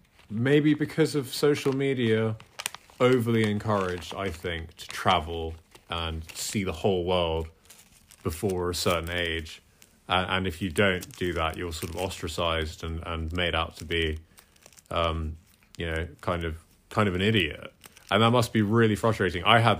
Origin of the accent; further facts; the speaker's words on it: Scotland, United Kingdom; You and I grew up partially in Scotland, where getting dark at 9 is pretty normal, that part of the world.